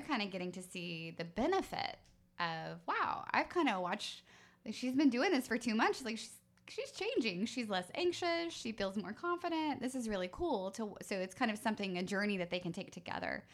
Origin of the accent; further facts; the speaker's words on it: United States; as American women, as American mothers